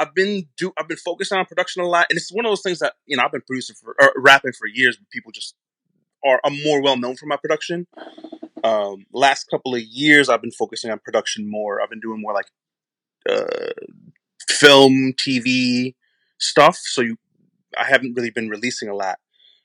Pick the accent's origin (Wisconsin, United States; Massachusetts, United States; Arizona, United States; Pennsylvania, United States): Wisconsin, United States; Madison; Madison, Wisconsin, originally.